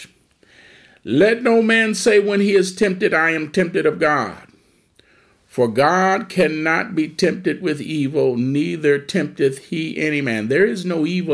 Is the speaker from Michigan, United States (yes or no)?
yes; Detroit, Michigan, United States; I grew up in the Motor City